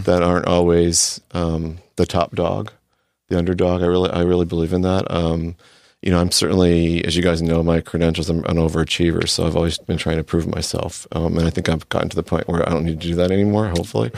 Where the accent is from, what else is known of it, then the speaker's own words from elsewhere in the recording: D.C., Mid-Atlantic, United States; moved away as an adult; also born or lived in Texas; now in California, United States; grew up in, near Washington, D C